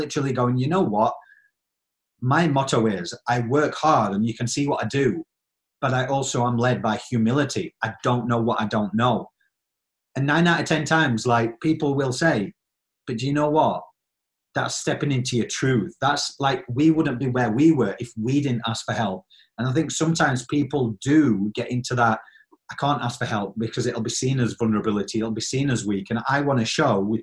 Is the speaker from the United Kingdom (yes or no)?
yes; Yorkshire and the Humber, United Kingdom